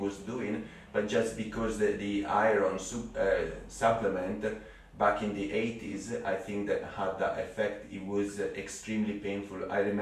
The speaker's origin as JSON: {"language": "English", "country": "Italy", "second_language": "English", "moved": "as an adult", "lives_now": "Cambridge, United Kingdom"}